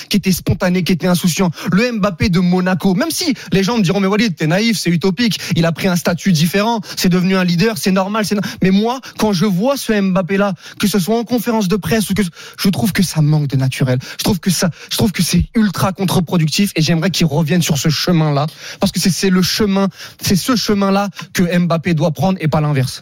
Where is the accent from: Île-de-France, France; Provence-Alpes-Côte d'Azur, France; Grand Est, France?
Île-de-France, France; Saint-Denis; je viens de Saint-Denis par exemple, tu vois, je viens du 93 comme lui